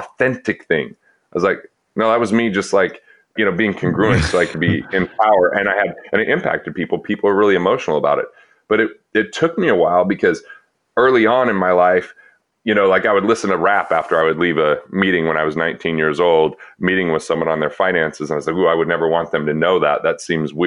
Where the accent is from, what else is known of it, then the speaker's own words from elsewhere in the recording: Utah, United States; I was growing up in Utah, not Mormon